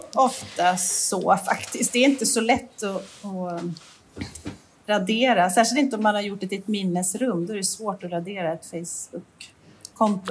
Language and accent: Swedish; Jämtland, Sweden; moved away; där vi kommer ifrån uppe i jämtländska skogen